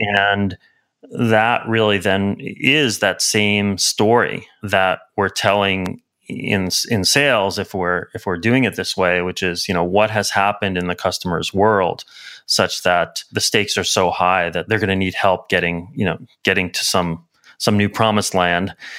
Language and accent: English; New York City, New York, United States; now in San Francisco, United States; I grew up in Brooklyn, in New York